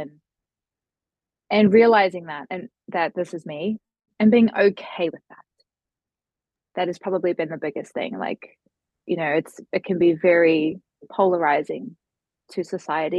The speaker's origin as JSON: {"language": "English", "country": "New Zealand", "said": "I hail from New Zealand, so probably on the other side of the world to most of the listeners here currently."}